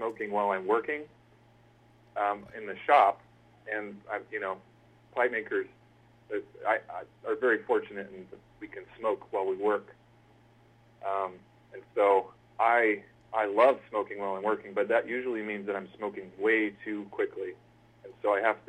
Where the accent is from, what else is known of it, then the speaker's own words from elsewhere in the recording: Central Valley, California, United States; I grew up in basically the... I hesitate to use scatological terminology on a family show, but it's the bum crack of California. It's right in the middle. It's the agricultural section.